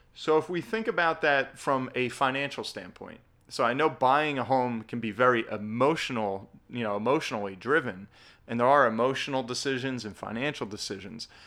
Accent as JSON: {"language": "English", "region": "New Jersey", "country": "United States", "said": "my home state of New Jersey, we've got the highest property taxes in the country"}